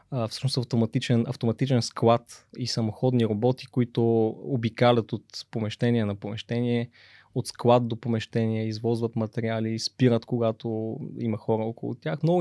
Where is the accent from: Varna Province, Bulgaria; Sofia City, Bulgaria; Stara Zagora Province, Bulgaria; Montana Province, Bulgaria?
Stara Zagora Province, Bulgaria; Stara Zagora; съм от Стара Загора, да.